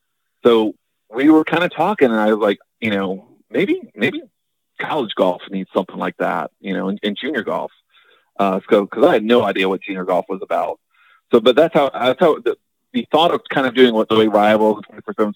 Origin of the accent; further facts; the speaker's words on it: Roswell, Georgia, United States; I grew up in Roswell, Georgia